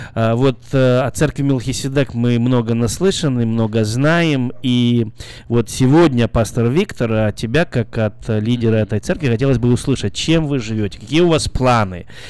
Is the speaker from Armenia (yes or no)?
no; Belarus; now in Carmichael, United States; я из Белоруссии